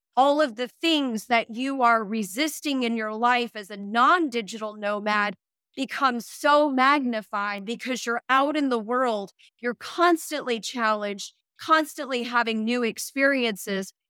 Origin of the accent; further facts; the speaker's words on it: United States; moved away as an adult; the same alphabet that I am used to from the United States